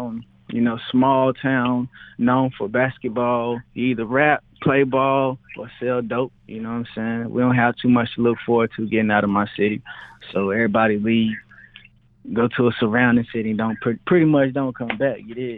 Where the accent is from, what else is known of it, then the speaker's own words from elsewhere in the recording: Kinston, North Carolina, United States; I'm from Kinston, North Carolina, a little small town in the middle of nowhere, bro.